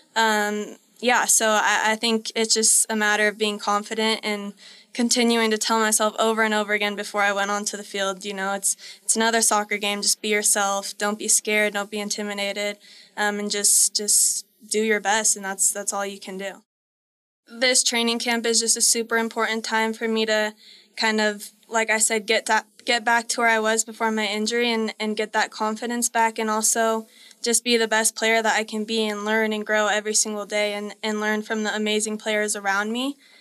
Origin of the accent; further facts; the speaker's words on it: Colorado, United States; we're both from Colorado